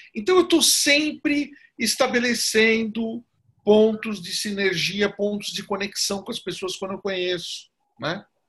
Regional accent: São Caetano do Sul, São Paulo, Brazil; eu sou de São Caetano

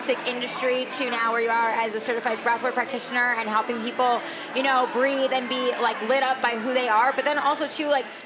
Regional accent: New York, United States; moved away; also born or lived in California; I'm originally from New York. Yeah. So I'm like, you know, a New York girl at heart. And then I lived in California for 11 years

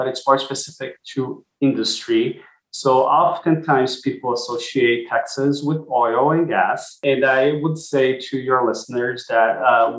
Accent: Brazil; now in Austin, United States; I'm originally from Brazil, and my dad lives there

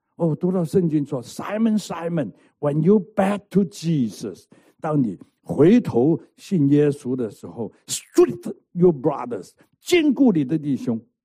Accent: Hong Kong; moved away; 我在香港成长啊，香港出生，香港混流氓

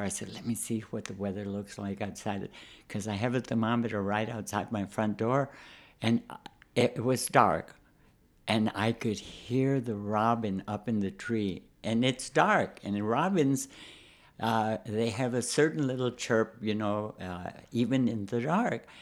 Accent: San Antonio, Texas, United States; moved away as an adult; also born or lived in Chicago; I'm from Texas. I'm from San Antonio. Uh, never saw snow.

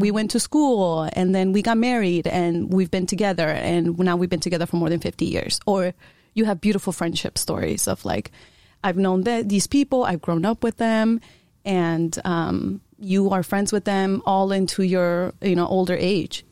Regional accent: Chicago, Illinois, United States; first language Spanish; English is a second language; moved away; also born or lived in Iowa; I, I was born and raised in Chicago

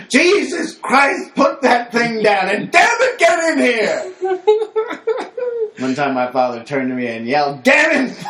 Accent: New York, United States; now in Los Angeles, United States; I come from New York and live in Los Angeles

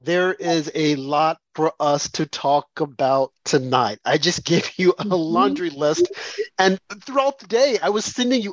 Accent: Arkansas, United States; my home state of Arkansas

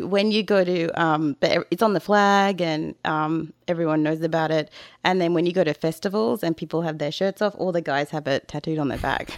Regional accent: Australia; moved away; I'm too Australian

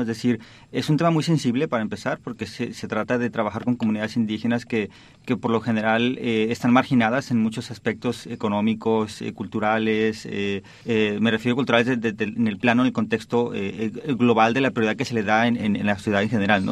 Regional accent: Oaxaca, Mexico; moved away as an adult; also born or lived in Barcelona, Spain / New York, United States; now in Stanford, United States; de Oaxaca de donde yo nací

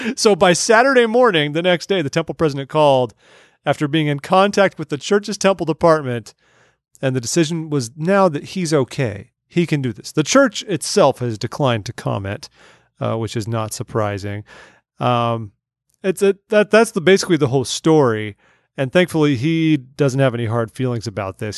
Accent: California, United States; growing up in California

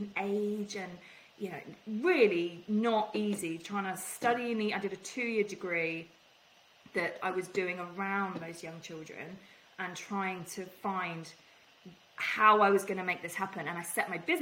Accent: England, United Kingdom; I'm English

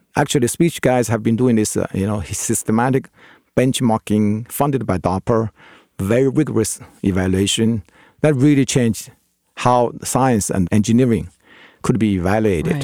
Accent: China; English is a second language; moved away as an adult; also born or lived in Edinburgh, Scotland; I learned English, mostly American English. in China. It wasn't that good because it wasn't my native language

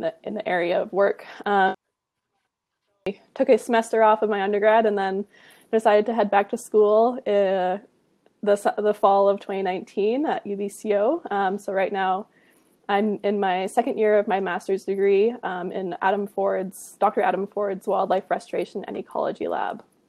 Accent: Kamloops, British Columbia, Canada; also born or lived in Penticton; now in Kelowna, Canada; I grew up in Kamloops, British Columbia

